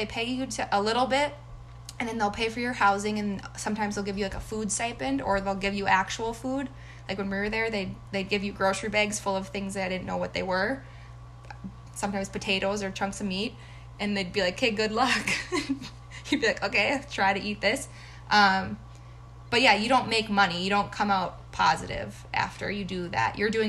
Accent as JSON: {"language": "English", "town": "Shakopee", "region": "Minnesota", "country": "United States", "tie": "born or raised there", "said": "I worked for my hometown in Shakopee."}